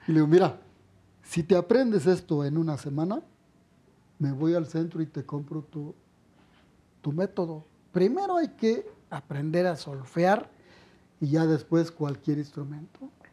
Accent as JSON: {"language": "Spanish", "region": "Guanajuato", "country": "Mexico", "moved": "yes", "lives_now": "Mexico City, Mexico", "said": "me voy a mi pueblo"}